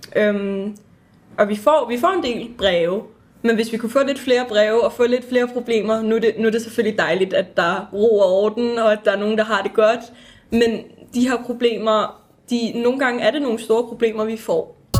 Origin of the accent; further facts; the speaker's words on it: Vestegnen, Capital Region of Denmark, Denmark; vi er fra Vestegn